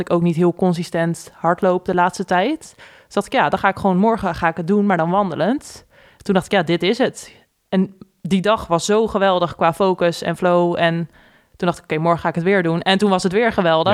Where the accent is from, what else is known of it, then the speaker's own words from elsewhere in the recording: Gouda, South Holland, Netherlands; moved away as an adult; also born or lived in The Hague / De Bilt / Utrecht; now in Leersum, Netherlands; wij zijn geboren in Den Haag. Daarna zijn we naar Gouda verhuisd, al relatief snel